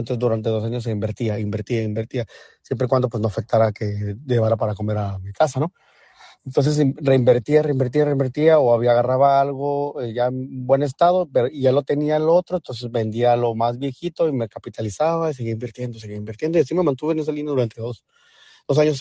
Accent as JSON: {"language": "Spanish", "country": "Mexico", "said": "como latino o mexicano"}